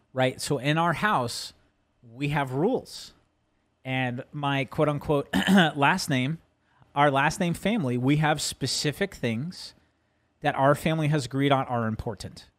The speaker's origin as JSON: {"language": "English", "region": "New Jersey", "country": "United States", "tie": "born or raised there", "moved": "yes", "said": "growing up in Jersey and, you know, going to Madison Square Garden."}